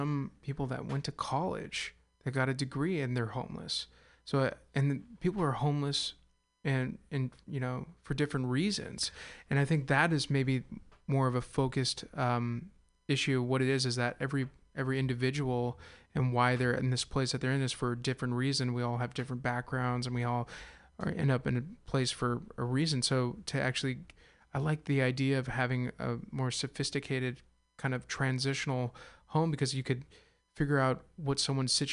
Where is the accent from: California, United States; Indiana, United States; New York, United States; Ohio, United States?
California, United States; Castro Valley; I am from the East Bay. I'm from Castro Valley. I was raised on a cattle ranch